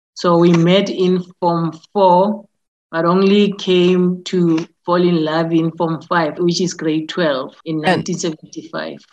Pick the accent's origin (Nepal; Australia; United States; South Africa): South Africa; Soweto, Gauteng; I was born and bred in Soweto